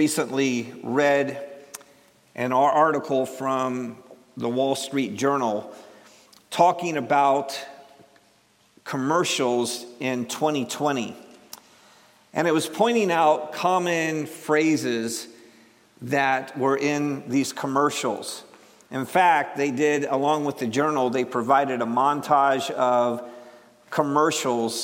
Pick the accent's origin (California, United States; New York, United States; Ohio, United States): Ohio, United States; Cleveland; I'm from Ohio.